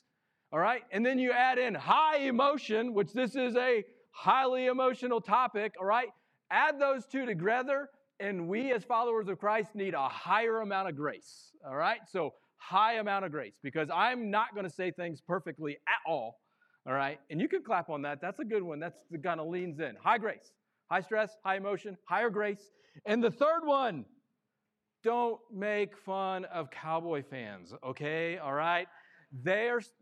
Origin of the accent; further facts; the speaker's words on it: Missouri, United States; I am born and raised in Missouri